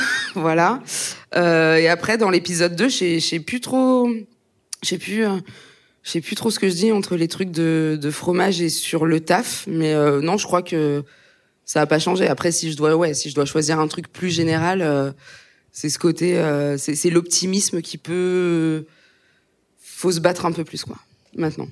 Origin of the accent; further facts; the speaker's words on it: Aube, Grand Est, France; moved away; quand j'étais au collège, dans l'Aube, euh, là où j'ai grandi